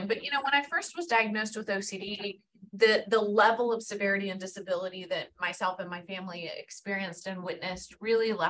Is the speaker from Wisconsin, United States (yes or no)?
no; Houston, Texas, United States; moved away as an adult; I am from Houston, born and raised here